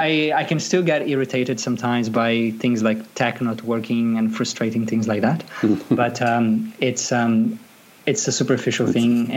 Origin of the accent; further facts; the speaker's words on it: Brazil; moved away as an adult; now in Sydney, Australia; I was born and raised in Brazil. I migrated to Australia about nine years ago